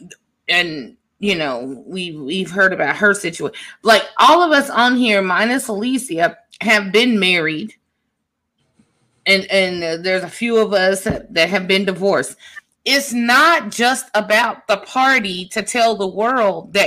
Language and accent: English; Midwest, United States; moved away; also born or lived in the South; I am from the Midwest and lived in the South